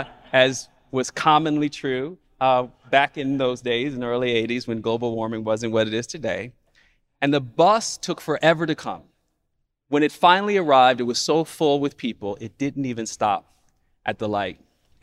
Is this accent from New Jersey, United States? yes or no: no; Mississippi, United States; accent: Mississippi accent by way of Chicago; also born or lived in Chicago; it was my Mississippi accent by way of Chicago that these New Yorkers who were my peers as kids were picking up on.